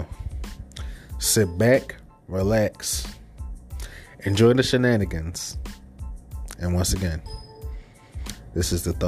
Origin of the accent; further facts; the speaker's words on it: Philadelphia, Pennsylvania, United States; Not only because, you know, I'm from Philly, but it was some good matches on that card.